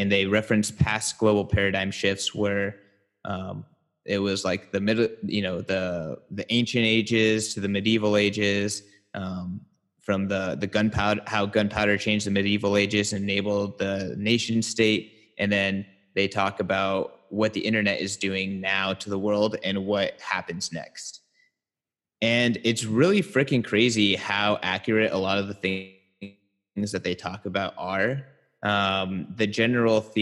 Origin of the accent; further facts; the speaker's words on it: San Francisco, California, United States; In SF, my hometown